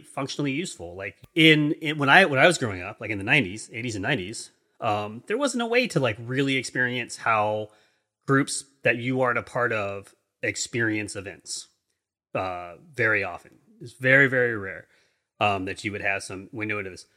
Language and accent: English; East Coast, United States; also born or lived in England; I'm an American in, on the East Coast, United States. I've, I lived in England for three years when I was younger